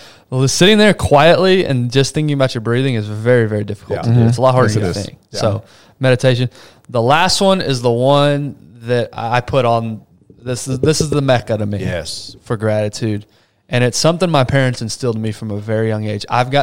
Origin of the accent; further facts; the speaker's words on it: Brazil; I was born in Brazil. My parents grew me up in an environment, third world country, a lot of poor people.